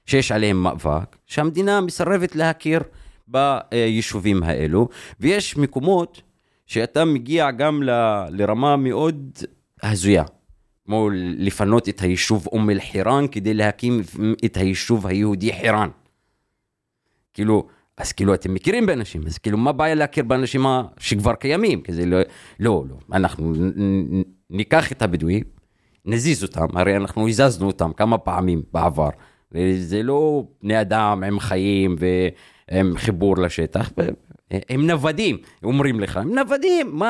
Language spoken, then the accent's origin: Hebrew; Deir Hanna, Northern District, Israel; Hebrew is a second language; now in Haifa, Israel; אני נולדתי בבית לא חוקי, כמו כל השכונה שלי. תרחיב. כאילו בית שהוא בלי, בלי היתר בנייה. איפה? בדיר חנה, בכפר שנקרא דיר חנה